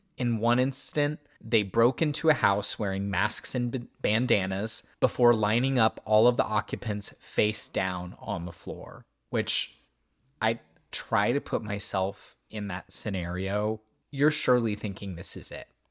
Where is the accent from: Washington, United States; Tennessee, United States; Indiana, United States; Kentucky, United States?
Indiana, United States; near Hollandsburg, West Central; very near my hometown